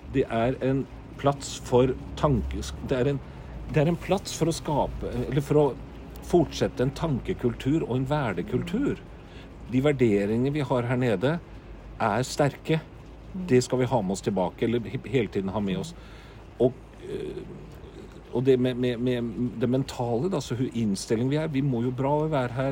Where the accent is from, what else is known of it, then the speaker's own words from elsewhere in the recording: Norway; Swedish is a second language; moved away; also born or lived in Oslofjord area; som norrman